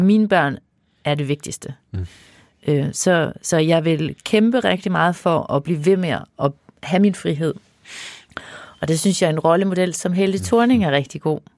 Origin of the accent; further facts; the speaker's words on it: Denmark; jeg jo også jyde